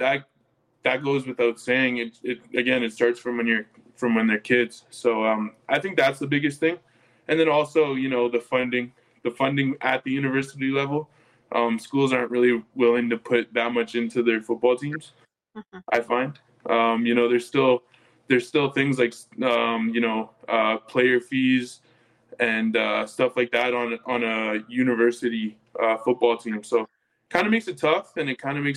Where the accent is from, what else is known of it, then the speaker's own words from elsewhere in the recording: Calgary, Alberta, Canada; moved away as an adult; now in Edmonton, Canada; I grew up in Calgary my whole life, played football there my whole life